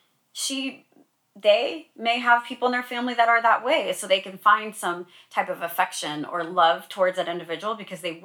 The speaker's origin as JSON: {"language": "English", "town": "Sacramento", "region": "California", "country": "United States", "tie": "born or raised there", "said": "I'm from Sacramento. That's my hometown"}